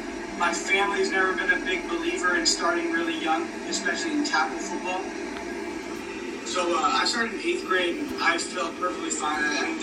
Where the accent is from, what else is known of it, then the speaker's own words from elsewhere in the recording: Pleasanton, California, United States; I was born in Pleasanton, California, and it's a suburb about 20 minutes outside of Oakland, California.